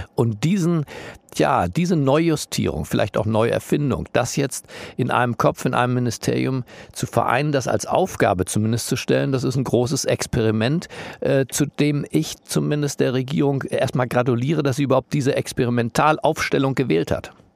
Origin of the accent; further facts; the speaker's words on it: Germany; wir Deutschen